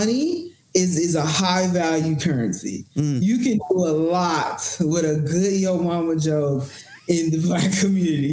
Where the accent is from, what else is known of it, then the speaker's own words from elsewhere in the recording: Memphis, Tennessee, United States; moved away as an adult; also born or lived in Houston, Texas / Bible Belt; now in Los Angeles, United States; Memphis, Tennessee, Memphis